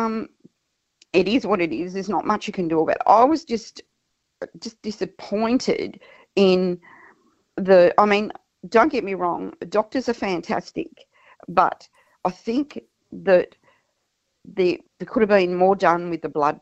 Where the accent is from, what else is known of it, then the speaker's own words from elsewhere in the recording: Tasmania, Australia; moved away as an adult; now in Mount Gambier, Australia; We were born and bred in Tasmania, and we moved over here to be closer to our daughter who lives in Mount Gambier